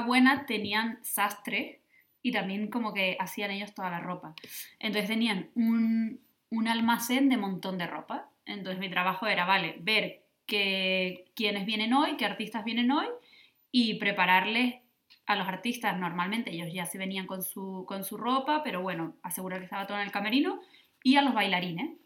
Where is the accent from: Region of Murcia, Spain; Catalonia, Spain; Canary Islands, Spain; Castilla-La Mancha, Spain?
Canary Islands, Spain; Lanzarote; now in Berlin, Germany; soy de Lanzarote y, espero poder volver algún día a Lanzarote